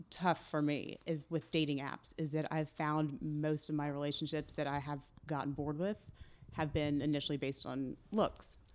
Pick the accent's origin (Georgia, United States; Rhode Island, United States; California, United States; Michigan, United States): Georgia, United States; Atlanta; moved away as an adult; also born or lived in Australia; now in Chicago, United States; grew up in Atlanta, went to U G A, came back